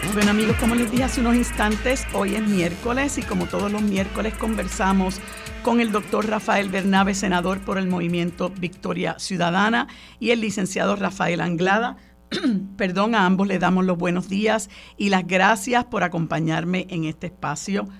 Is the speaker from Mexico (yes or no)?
no; Puerto Rico; como puertorriqueños que, vivimos en una colonia